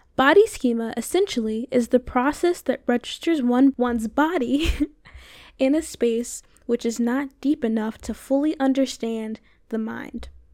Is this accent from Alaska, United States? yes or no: no; Florida, United States; I'm from Florida